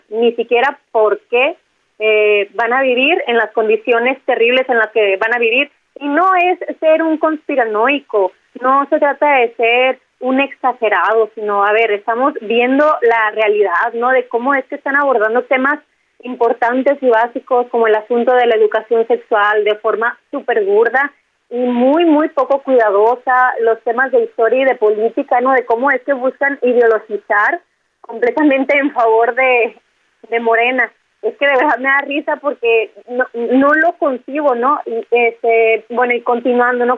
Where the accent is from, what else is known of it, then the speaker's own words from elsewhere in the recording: Sonora, Mexico; como decimos acá en mi tierra, en Sonora